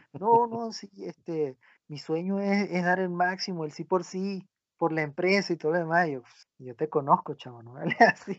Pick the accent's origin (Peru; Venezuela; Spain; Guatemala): Venezuela; mi país, en Venezuela